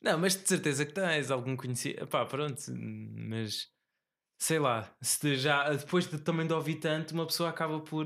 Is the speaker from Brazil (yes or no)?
no; Tomar, Centro, Portugal; moved away; na minha terra natal, em Tomar